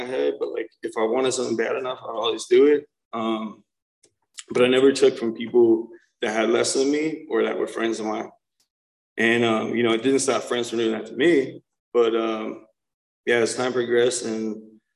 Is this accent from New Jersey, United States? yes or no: yes; New Jersey, United States; I'm from New Jersey, North Jersey, so like real Jersey, New York City area